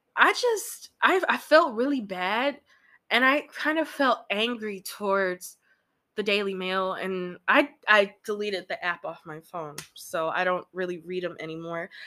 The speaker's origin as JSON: {"language": "English", "region": "Illinois", "country": "United States", "tie": "born or raised there", "said": "my home state of Illinois"}